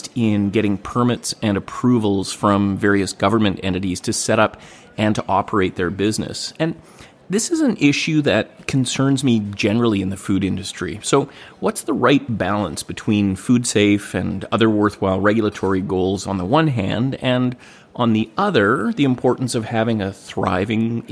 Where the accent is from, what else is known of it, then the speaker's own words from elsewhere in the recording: Gibsons, British Columbia, Canada; I'm in my hometown of Gibsons, BC, recording away at the dining room table